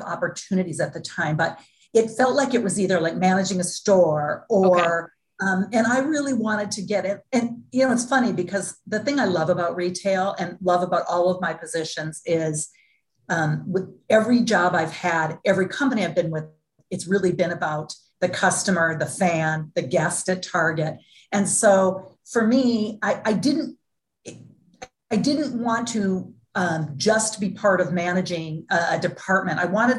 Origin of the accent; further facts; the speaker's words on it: Duluth, Minnesota, United States; I was born and raised in Duluth, Minnesota, small town in Minnesota.